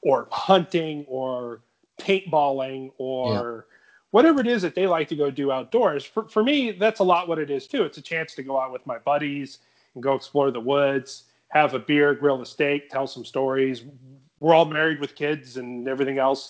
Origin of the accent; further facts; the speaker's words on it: California, United States; as a Californian